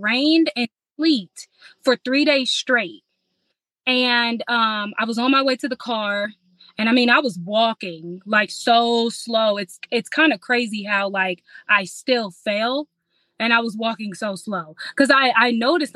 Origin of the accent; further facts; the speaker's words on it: Illinois, United States; moved away; also born or lived in Indianapolis; I'm from Illinois, so when we had moved from Illinois to Indianapolis